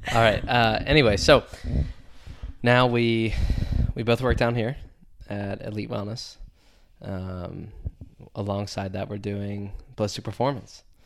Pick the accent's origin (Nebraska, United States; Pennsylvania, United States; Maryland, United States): Pennsylvania, United States; DuBois; from Du Bois, P A originally. Middle of nowhere, uh, central P